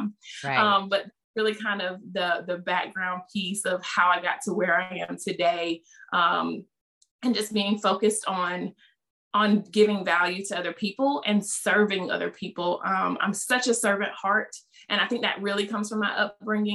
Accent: the South, United States; accent: Southern; they hear from my accent, you're just this, you know, Southern Belle.

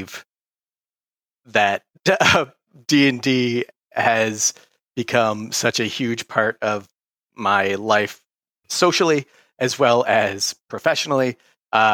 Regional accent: Michigan, United States; moved away as an adult; now in Massachusetts, United States; I'm from Michigan originally.

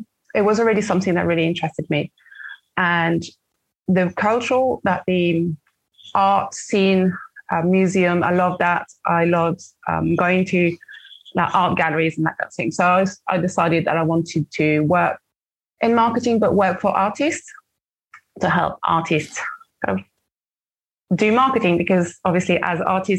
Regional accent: Brittany, France; English is a second language; moved away as an adult; now in London, United Kingdom; So I was born and raised in France. I lived in France on the west coast of France, on the kind of a small town near the coast in Brittany. I lived there for 20 years, for my first 20 years of my life.

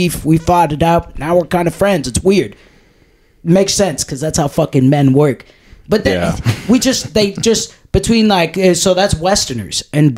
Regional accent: Texas, United States; born there; and then I was born in Texas.

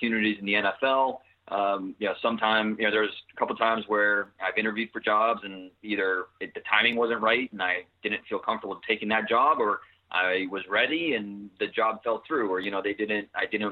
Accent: Northeast Ohio, United States; Growing up in Northeast Ohio

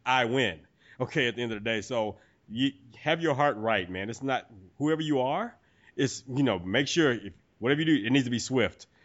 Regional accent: Texas, United States; I'm a Texan

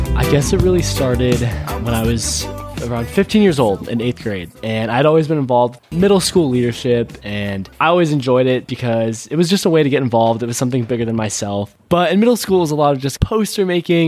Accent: a suburb outside of Seattle, Washington, United States; being a 15 year old and growing up in a suburb outside of Seattle

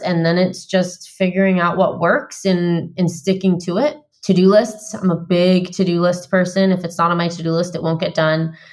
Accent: Vermont, United States; moved away as an adult; also born or lived in San Diego, California; So I just moved from San Diego, where I've lived for nine years, back to my home state of Vermont.

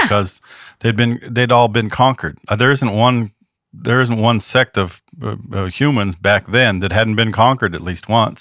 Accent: Southern California, United States; now in the South, United States; I'm from California and Southern California and I live in the South

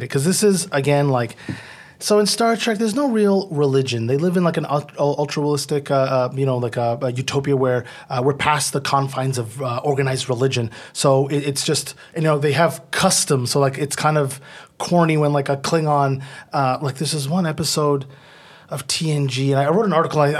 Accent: Ottawa, Ontario, Canada; And then I, I'm from Ottawa, so we don't have Toronto channels.

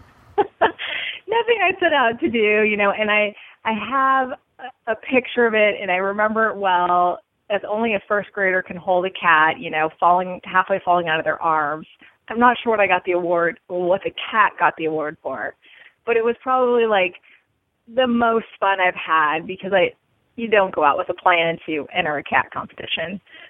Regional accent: Seattle, Washington, United States; also born or lived in California; so I spent a couple years in California, but I spent most of my growing up in Washington State in the Seattle area.

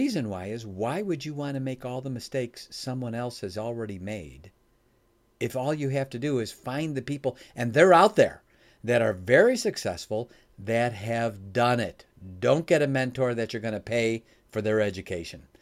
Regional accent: Chicago, Illinois, United States; now in Michigan, United States; I live in Michigan now. I was born in Chicago

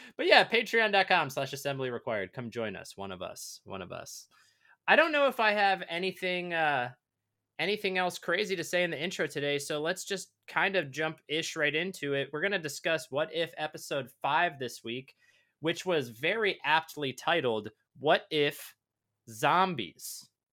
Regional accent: Michigan, United States; I grew up in Michigan

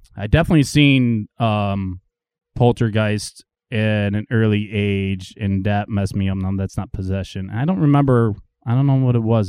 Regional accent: Marilla, New York, United States; I grew up in Marilla

